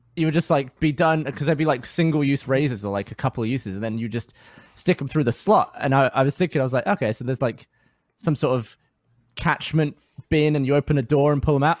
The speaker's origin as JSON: {"language": "English", "region": "England", "country": "United Kingdom", "moved": "yes", "lives_now": "Austin, United States", "said": "as a Brit"}